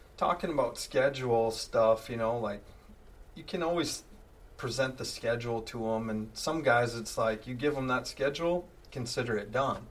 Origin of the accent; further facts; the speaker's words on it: Langdon, North Dakota, United States; I'm from a uh, farm up by Langdon, uh, north of Langdon, I guess, up by the Canadian border